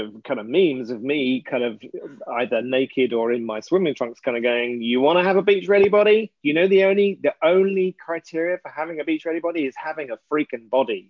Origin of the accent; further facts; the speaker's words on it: England, United Kingdom; ass because I'm English.